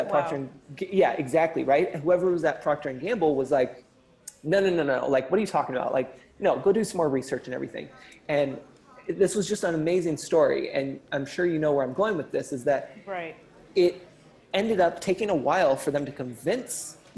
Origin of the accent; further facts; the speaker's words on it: California, United States; I'm totally a California boy